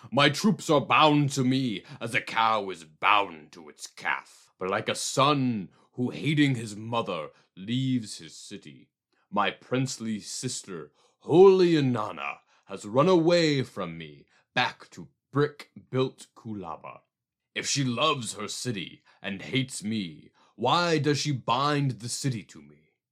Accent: United States; as an American

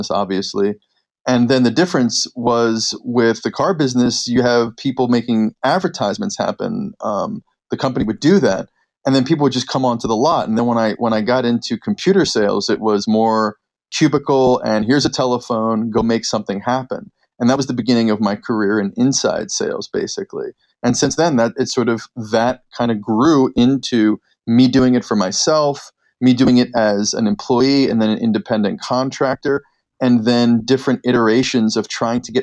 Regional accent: Philadelphia, Pennsylvania, United States; moved away; also born or lived in California; I was born in Philadelphia, Pennsylvania.

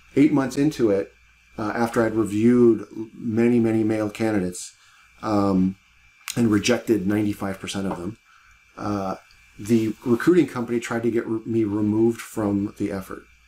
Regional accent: Cleveland, Ohio, United States; I grew up in Cleveland, Ohio

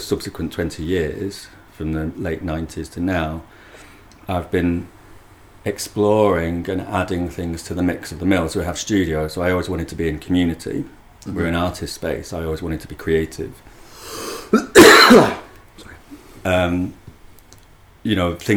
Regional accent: Manchester, North West England, United Kingdom; I grew up in North Manchester

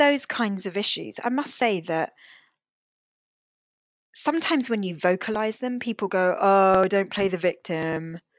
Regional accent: United Kingdom; I was born in this country and my parents were not. And so I'm not. I wouldn't say I'm British or English. Neither am I Sri Lankan or Malaysian

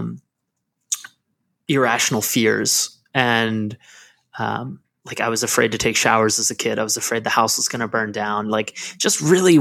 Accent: Lancaster, Pennsylvania, United States; I am from Lancaster, Pennsylvania, which is this super small town that has like big city vibes here and there. But I grew up in the area

